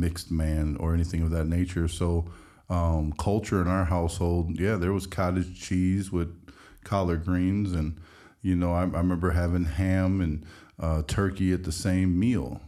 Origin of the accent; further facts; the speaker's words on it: Midwest, United States; growing up in the Midwest